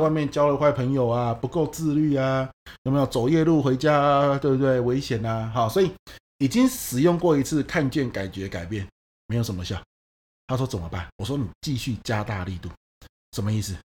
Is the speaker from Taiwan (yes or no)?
yes; Pingtung County, Taiwan; 像我是屏东人